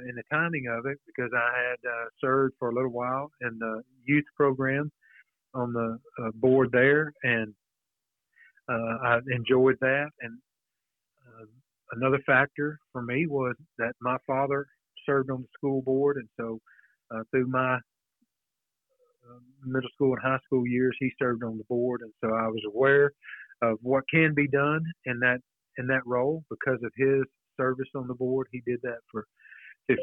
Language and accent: English; Alvarado, Texas, United States; I was born in Alvarado, just north of downtown square, a few blocks